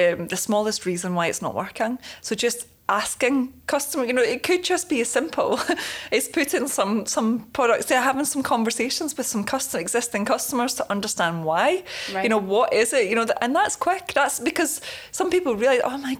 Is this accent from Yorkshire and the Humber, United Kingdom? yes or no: yes; Leeds, Yorkshire and the Humber, United Kingdom; I'm from the Leeds area